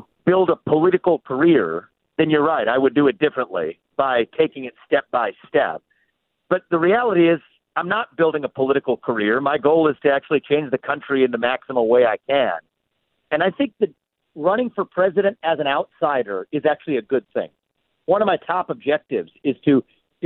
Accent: Ohio, United States; I grew up in Ohio

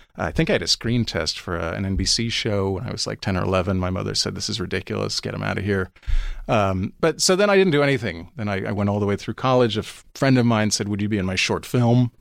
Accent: New York City, New York, United States; I grew up on Seventeenth Street, uh, and Fifth Avenue

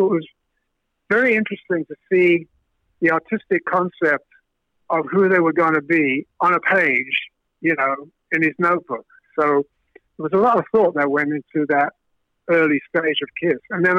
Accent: Brooklyn, New York, United States; Peter, Chris, I'm from Brooklyn, man, you know, it's all that stuff.

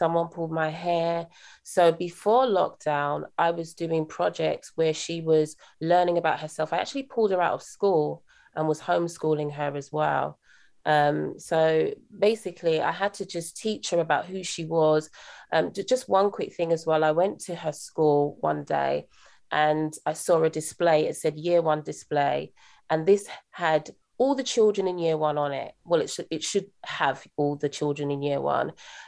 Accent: United Kingdom; accent: British; also born or lived in Bronx, New York, United States / Jamaica (parents); I'm British. I was actually brought up a few years in New York, in the Bronx, actually.

